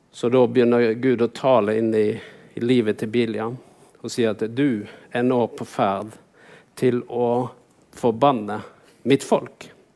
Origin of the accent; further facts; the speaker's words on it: Vaksdal, Vestland, Norway; jeg vokste opp på Vaksdal. Vaksdal er en liten bygd inne i fjorden her